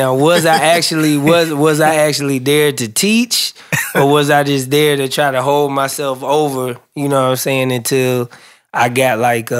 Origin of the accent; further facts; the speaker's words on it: Nashville, Tennessee, United States; I'm from Nashville, Tennessee, so that's, really popular place for music.